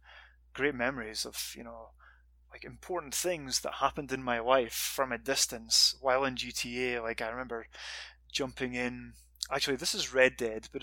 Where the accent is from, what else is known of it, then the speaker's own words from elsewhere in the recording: Scotland, United Kingdom; moved away as an adult; also born or lived in Montreal, Canada; now in California, United States; I'm from Scotland